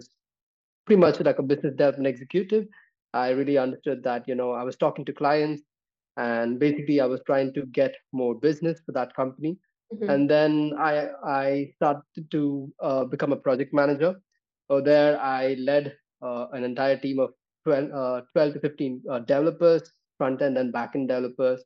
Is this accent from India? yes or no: yes; Bangalore, Karnataka, India; I am actually coming from the Silicon Valley of India, right? I come from Bangalore.